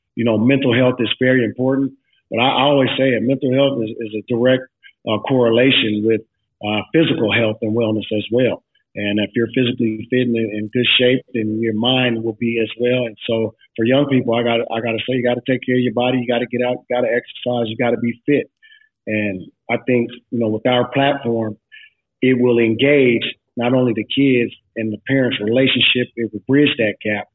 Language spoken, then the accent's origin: English; Seattle, Washington, United States; I'm from Seattle, diehard Seattle Sonics fans